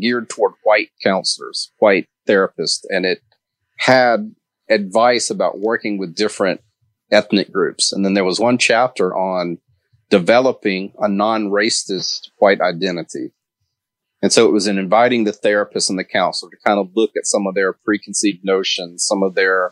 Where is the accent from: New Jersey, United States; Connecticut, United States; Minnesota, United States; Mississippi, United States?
Mississippi, United States; I grew up in Mississippi, so I grew up in the Deep South.